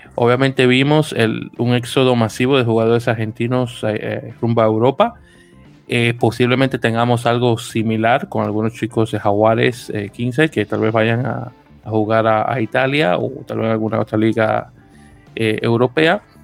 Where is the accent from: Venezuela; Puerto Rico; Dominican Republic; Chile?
Dominican Republic; Santo Domingo; now in New York, United States; Santo Domingo de Guzmán, República Dominicana, radicado en la bella ciudad de Nueva York